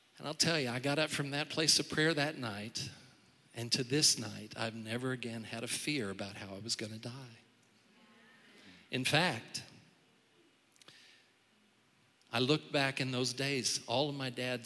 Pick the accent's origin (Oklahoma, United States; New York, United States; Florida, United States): Oklahoma, United States; Tulsa; When I was growing up in Tulsa, Oklahoma